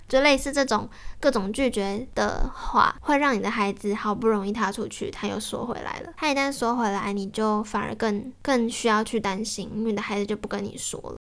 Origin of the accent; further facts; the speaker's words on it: Yilan County, Taiwan; moved away; 因为我小时候是爷爷奶奶带我长大，所以我，嗯，小时候在宜兰的时候，假日爸爸妈妈会回来看我